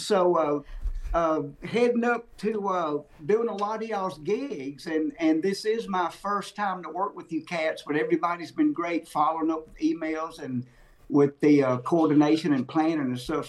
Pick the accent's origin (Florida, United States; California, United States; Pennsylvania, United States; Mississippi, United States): Mississippi, United States; I grew up in Mississippi